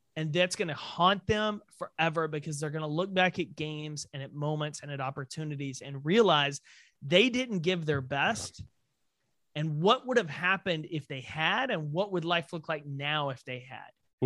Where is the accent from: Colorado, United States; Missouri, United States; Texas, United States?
Texas, United States; being a Texan